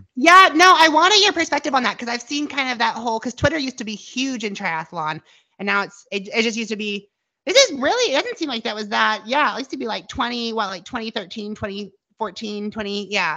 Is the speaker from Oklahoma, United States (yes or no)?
yes; Tulsa, Oklahoma, United States; Tulsa where I live, my hometown